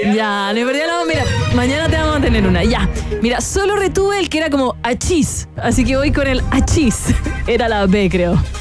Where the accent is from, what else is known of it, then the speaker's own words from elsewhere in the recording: Chile; a mí me gusta mi país